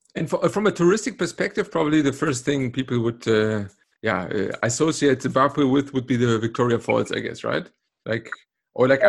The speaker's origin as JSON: {"language": "English", "town": "Cologne", "region": "North Rhine-Westphalia", "country": "Germany", "tie": "born or raised there", "said": "in Cologne, my hometown"}